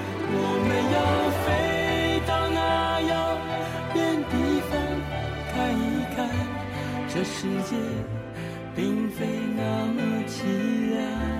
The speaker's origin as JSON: {"language": "Chinese", "region": "northern China", "country": "China", "said": "因为特别是在北方，因为我也是北方人。"}